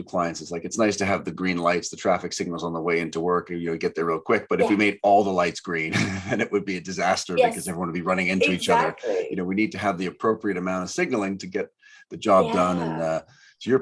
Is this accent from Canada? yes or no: yes; Canada; growing up in Canada